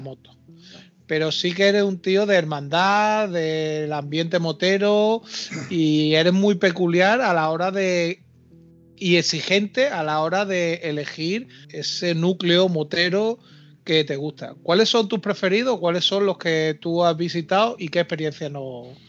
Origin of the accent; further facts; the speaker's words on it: Málaga, Andalusia, Spain; somos compatriotas aquí malagueños